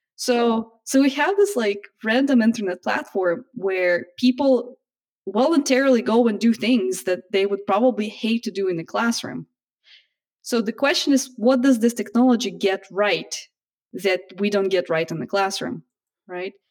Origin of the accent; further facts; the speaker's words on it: Russia; also born or lived in United States; now in Japan; originally I'm from Russia